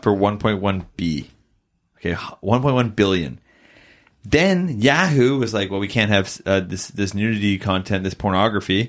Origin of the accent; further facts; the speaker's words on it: Canada; we're Canadian